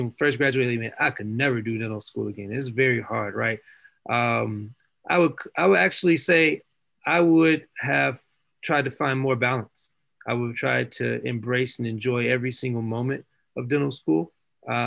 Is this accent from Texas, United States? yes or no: no; Chattanooga, Tennessee, United States; moved away as an adult; now in North Carolina, United States; I'm born and raised in Chattanooga, Tennessee, graduated high school in Chattanooga, Tennessee